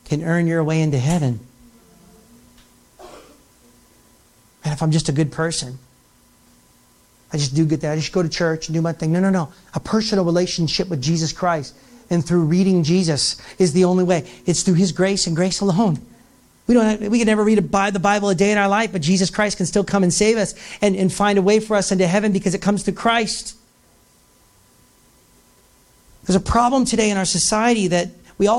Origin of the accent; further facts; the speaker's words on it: United States; I'm from the United States.